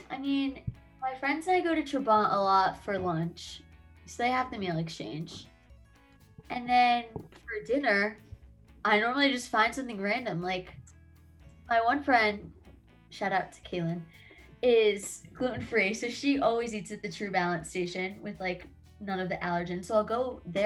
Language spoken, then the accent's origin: English; New Jersey, United States; I'm from New Jersey, like Adam